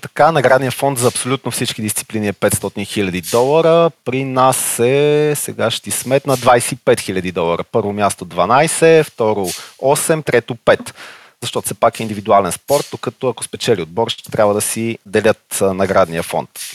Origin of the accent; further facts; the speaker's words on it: Sofia, Sofia City, Bulgaria; на 34 години, от София съм.